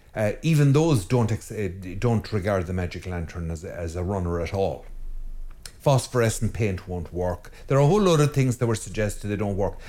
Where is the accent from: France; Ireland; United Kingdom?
Ireland; I am an Irish priest in Ireland